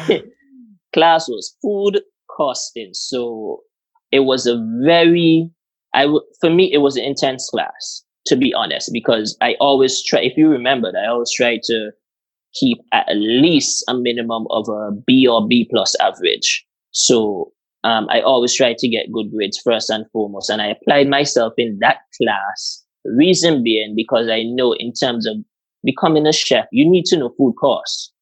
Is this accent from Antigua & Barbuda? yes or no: yes; Antigua & Barbuda; moved away; I'm from Antigua